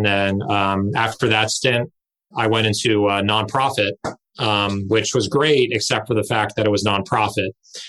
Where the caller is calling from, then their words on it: Redondo Beach, California, United States; I'm physically at my home office, which is like 90% of the country right now, in Redondo Beach, California.